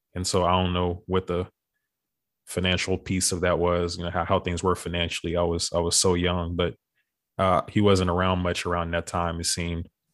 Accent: Beaumont, Texas, United States; also born or lived in Houston; we ended up moving back home to Beaumont, which, which is my hometown in Texas.

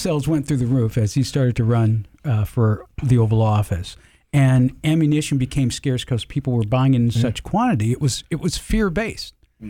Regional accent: Georgia, United States; accent: Southern; I'm originally from the South. Used to have a deep Southern accent.

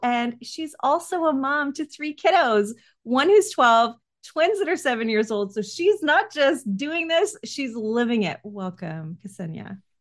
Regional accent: Canada; as a Canadian

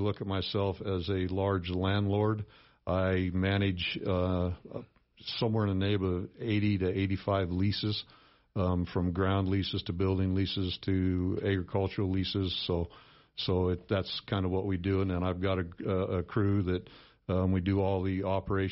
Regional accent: Sheridan, Wyoming, United States; I grew up here in Sheridan, born and raised in Sheridan

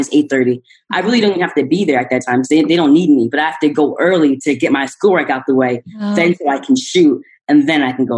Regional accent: Philadelphia, Pennsylvania, United States; I'm from the East Coast, Philadelphia

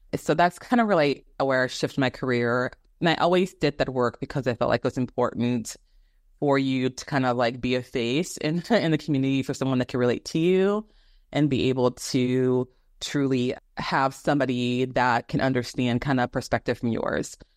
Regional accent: Phoenix, Arizona, United States; also born or lived in Houston, Texas; I'm originally from Houston, Texas, and I grew up in, I would say, half of my life before my mother and my brothers and I relocated to Arizona, um, when I was in seventh grade

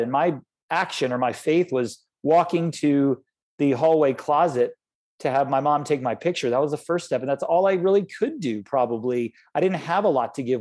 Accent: Florida, United States; I grew up in Florida

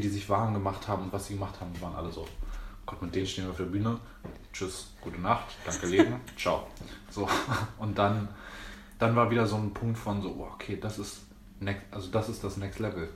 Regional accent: Berlin, Germany; bin geboren und aufgewachsen in Berlin. Echter Berliner

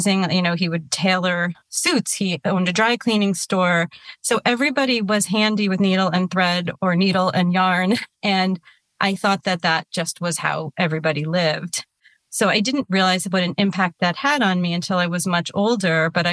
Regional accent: New York, United States; I grew up in New York

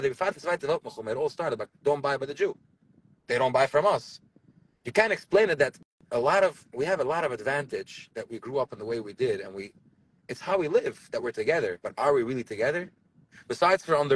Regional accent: Borough Park, New York, United States; i saw it when i was young i grew up in Borough Park over here, a boy doesn't talk to a girl, and a girl doesn't talk to a boy.

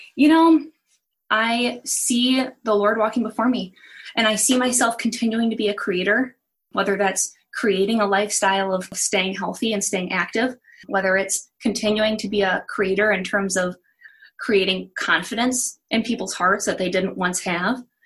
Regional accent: Milwaukee, Wisconsin, United States; moved away as an adult; also born or lived in New York / Malibu / Guatemala; I grew up in the Milwaukee area

